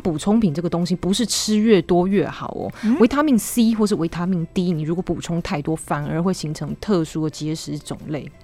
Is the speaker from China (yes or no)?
no; Taiwan; 我们台湾人喜欢吃的是重咸、重甜又重油的饮食